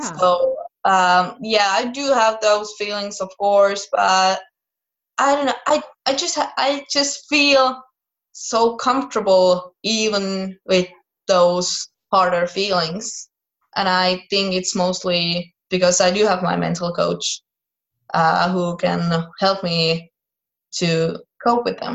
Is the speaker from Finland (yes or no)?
yes; Finland; I was raised in Finland. I was born in Finland. I've been here my whole life